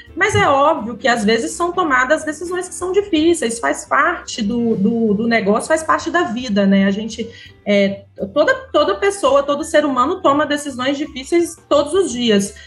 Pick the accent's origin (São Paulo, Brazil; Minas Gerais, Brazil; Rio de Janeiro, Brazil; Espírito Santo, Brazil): Espírito Santo, Brazil; Vitória; Eu sou de Vitória mesmo